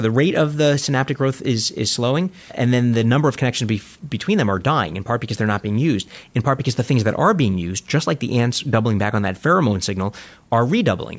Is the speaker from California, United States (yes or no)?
no; New York City, New York, United States; I grew up in Coney Island